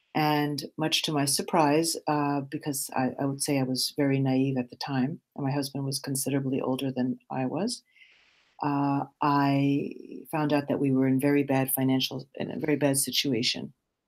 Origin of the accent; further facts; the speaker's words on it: New York, United States; born there; moved away; also born or lived in Belgium / Switzerland; So I was born in New York, and I moved after my parents' divorce to Europe, first to Belgium, and then many years in Switzerland, where I was educated.